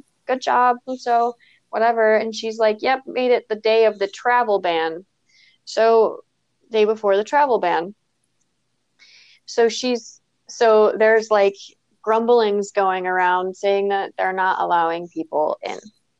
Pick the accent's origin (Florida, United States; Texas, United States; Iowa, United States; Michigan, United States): Michigan, United States; Clio; moved away as an adult; also born or lived in Netherlands; we grew up together in Clio, Michigan, where I'm at right now.